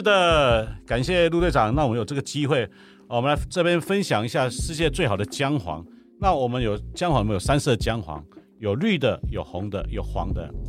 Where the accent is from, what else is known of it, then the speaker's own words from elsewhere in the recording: Taipei, Taiwan; moved away as an adult; now in Hualien, Taiwan; 我是台北人到花莲当农夫，已经有机农夫，已经第十年